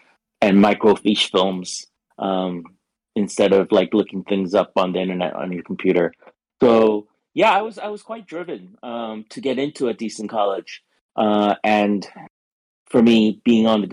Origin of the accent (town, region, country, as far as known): New York City, New York, United States; born or raised there; also born or lived in Korea / England / Bay Area, California